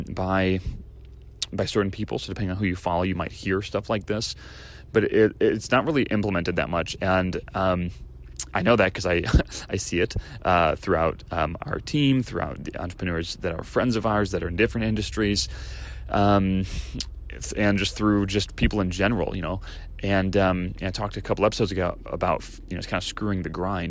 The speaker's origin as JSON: {"language": "English", "region": "Great Plains", "country": "United States", "tie": "born or raised there", "moved": "yes", "said": "I grew up in the Great Plains"}